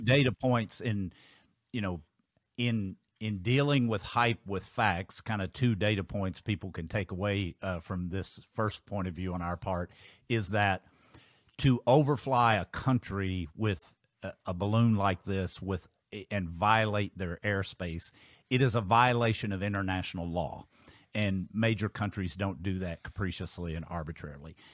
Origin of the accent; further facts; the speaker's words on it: Kentucky, United States; my home state of Kentucky